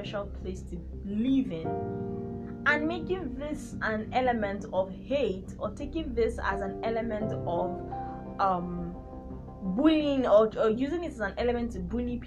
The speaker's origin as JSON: {"language": "English", "country": "Nigeria", "said": "I'm from Nigeria and I come from the Yoruba tribe"}